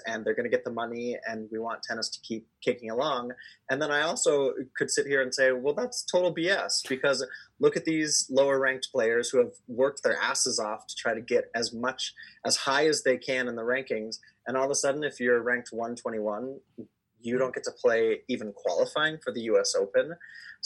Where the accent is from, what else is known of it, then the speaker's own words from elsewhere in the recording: New York City, New York, United States; I'm a New Yorker